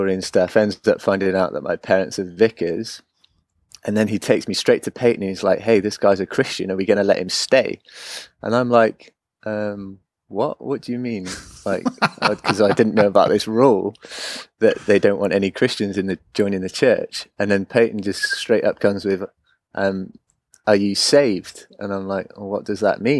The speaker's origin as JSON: {"language": "English", "town": "Oxford", "region": "South East England", "country": "United Kingdom", "tie": "born or raised there", "also_born_or_lived": "South Wales", "moved": "as an adult", "lives_now": "Orange County, United States", "said": "I grew up in Oxford, which is quite a to-do area"}